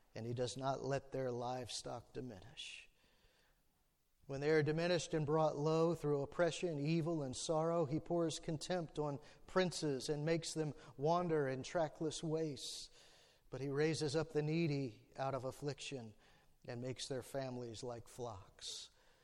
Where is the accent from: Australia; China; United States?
United States; Alexandria, Virginia; I was born and raised in Alexandria, right across from the river from D.C.